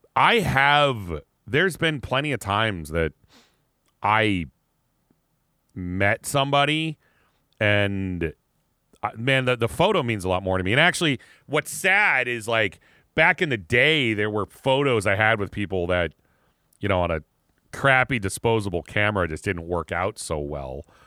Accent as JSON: {"language": "English", "town": "Erie", "region": "Pennsylvania", "country": "United States", "tie": "born or raised there", "said": "the mall in my hometown"}